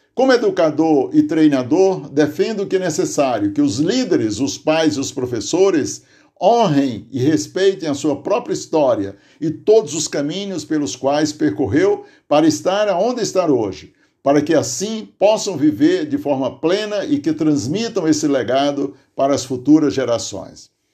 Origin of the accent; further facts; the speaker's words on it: Aurora, Ceará, Brazil; now in Santo André, Brazil; uma das lembranças mais marcantes na minha memória de juventude lá no sítio Tipi, Aurora, Ceará, onde nasci